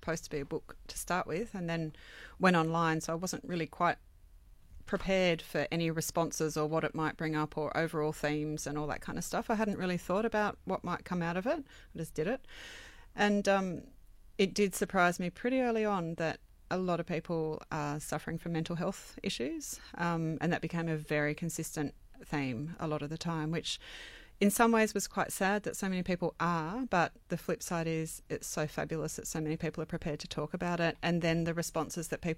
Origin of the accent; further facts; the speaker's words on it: Sydney, New South Wales, Australia; also born or lived in Inner West, Sydney; I grew up on the Northern Beaches